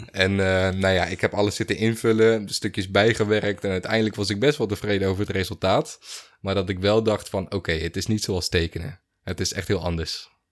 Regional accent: Netherlands; ik ben een Nederlander. Ik ben hier geboren, ik ben hier getogen, ik ben hier opgegroeid

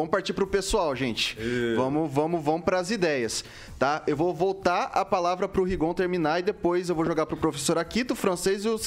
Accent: Araçatuba, São Paulo, Brazil; eu sou de Aracatuba

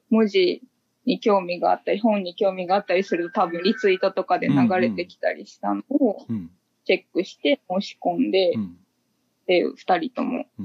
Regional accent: Kagawa, Japan; moved away as an adult; now in Osaka, Japan; 今ちょっと期間限定で大阪に住んでたんですけど、えっと、もともと地元が香川県で。

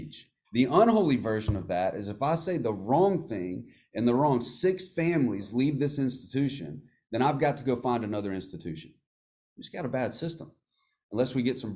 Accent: United States; as Americans, and as American Christians

